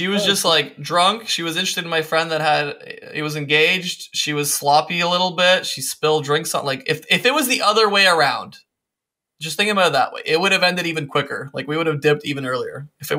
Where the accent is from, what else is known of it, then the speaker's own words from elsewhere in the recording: Serbia; born there; I was born in Eastern Europe in Serbia and I've kind of had that. For many years, I've had that urge to go back